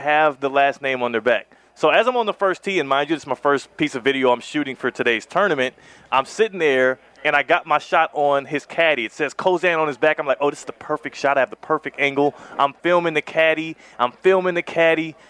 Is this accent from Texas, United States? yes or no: yes; Houston, Texas, United States; I'm from Houston, H Town